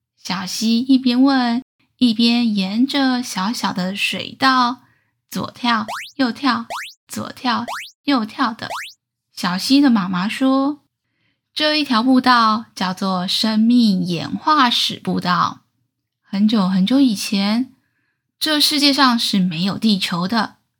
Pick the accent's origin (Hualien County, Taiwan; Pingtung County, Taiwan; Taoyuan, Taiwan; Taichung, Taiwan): Taichung, Taiwan; 小时候住在台中，科学博物馆是阿姨校外教学的回忆。